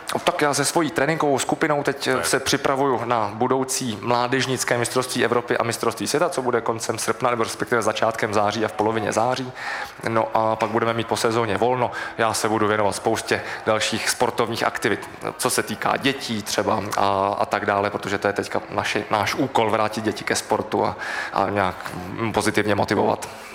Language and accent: Czech; Prague, Czechia; jsem vyrůstal ve Vršovicích